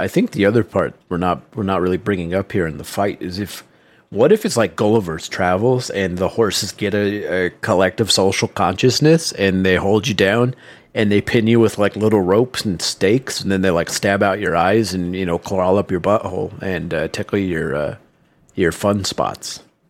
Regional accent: Louisiana, United States; Nowhere, Louisiana. My hometown, in fact. It's been a long time since I've been back to nowhere.

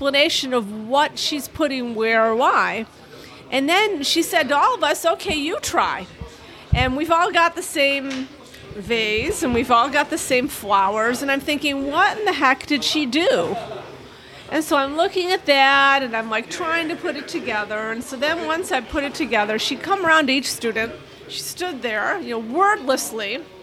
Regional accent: Chicago, Illinois, United States; moved away; I grew up near Chicago

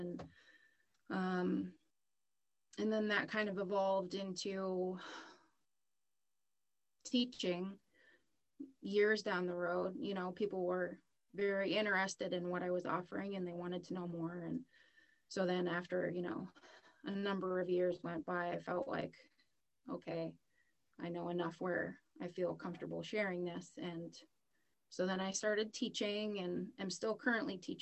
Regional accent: southern Maine, United States; I'm born and raised in Maine, originally southern Maine

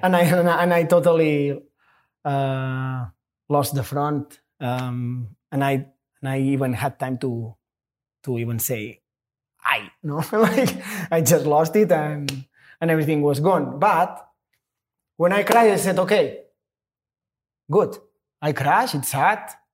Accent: Catalonia, Spain; English is a second language; moved away as an adult; now in United States; I'm a Spanish, but I'm American too

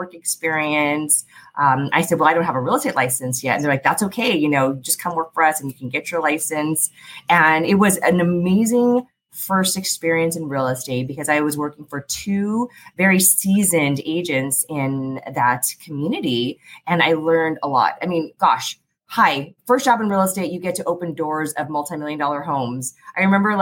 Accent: San Diego, California, United States; also born or lived in Philadelphia; I grew up down in Southeast San Diego, graduated from Morris High School.

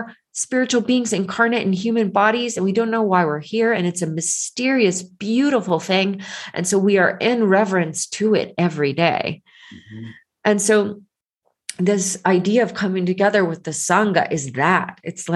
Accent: Georgia, United States; I grew up in Georgia going to the church, the Presbyterian church

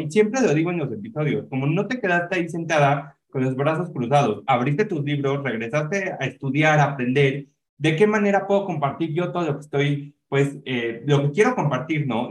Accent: Mexico; como mexicanos

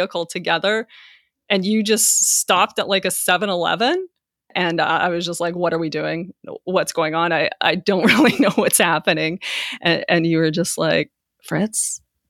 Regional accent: Taber, Alberta, Canada; me growing up in Tabor, Alberta

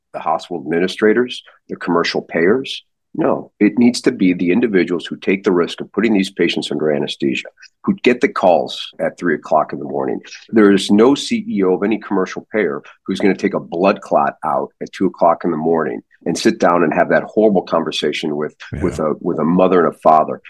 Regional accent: St. Louis, Missouri, United States; now in Arizona, United States; I grew up in St. Louis.

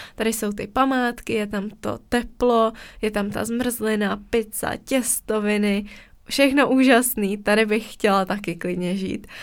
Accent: Czechia; jsme z České republiky

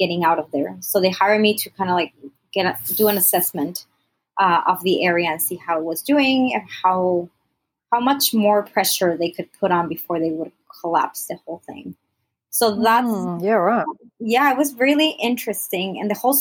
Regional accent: Mexico; also born or lived in United States; I'm originally from Mexico. I was born in the U.S., so like grew up in Mexico, Mexican family and everything

